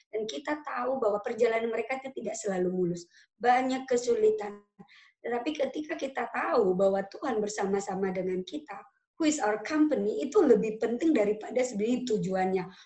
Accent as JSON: {"language": "Indonesian", "town": "Pematangsiantar", "region": "North Sumatra", "country": "Indonesia", "lives_now": "Bali, Indonesia", "said": "Sumatera atau di Siantar gitu karena saya berasal dari Siantar a bit different ya, sangat berbeda. Atau misalkan di Bali lah, saya sekarang lagi di Bali, beda, cara hidupnya berbeda."}